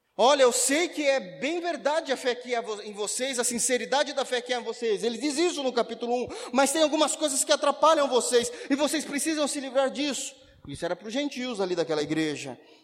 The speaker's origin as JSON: {"language": "Portuguese", "country": "Brazil", "said": "se nós somos brasileiros"}